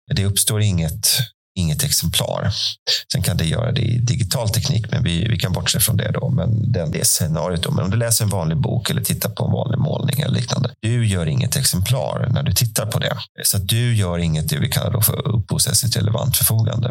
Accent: Tullinge, Stockholm County, Sweden; Jag är från, eh, Tullinge, som ligger cirka två mil söder om Stockholm

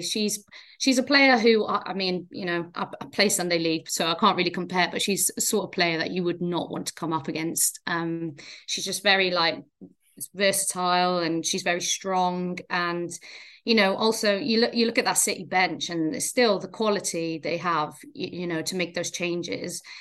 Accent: Wales, United Kingdom; as a Welsh girl

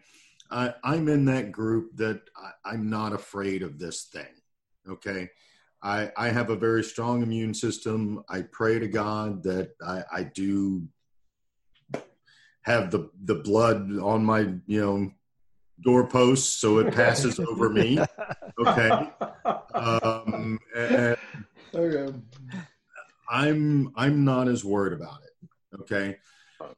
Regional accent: Louisiana, United States; I am from Louisiana

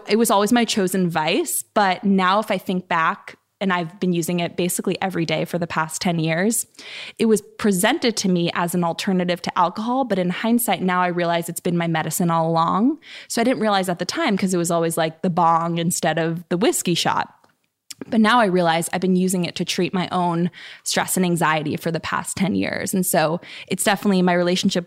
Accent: Bay Area, California, United States; I grew up in the Bay Area

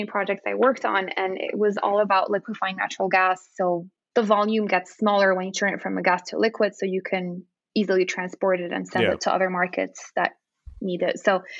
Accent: Lima, Peru; at the time when I was growing up in Lima, there was zero nonprofits that supported animals.

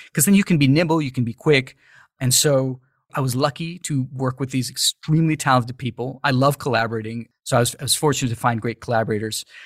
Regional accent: New York City, New York, United States; moved away as an adult; now in Los Angeles, United States; I was born and raised in the U S, raised, you know, grew up in New York City.

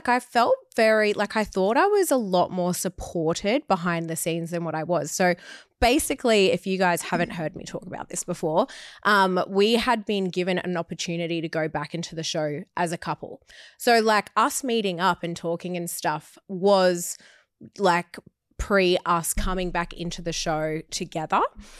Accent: Australia; Yeah, we're Australian.

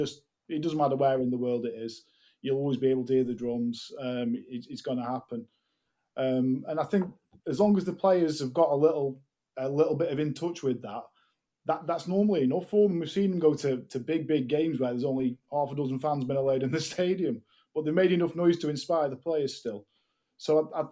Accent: England, United Kingdom; as English fans

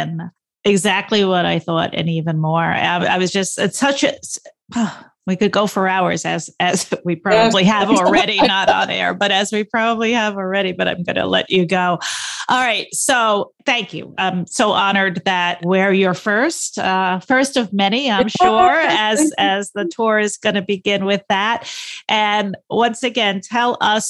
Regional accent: Stony Brook, New York, United States; I grew up in Stony Brook and I live two towns away

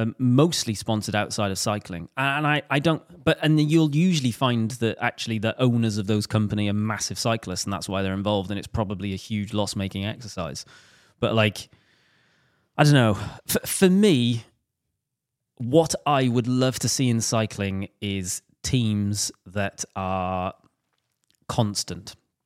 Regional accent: Wales, United Kingdom; Because it's Team Wales, I'm drawn to it being Welsh.

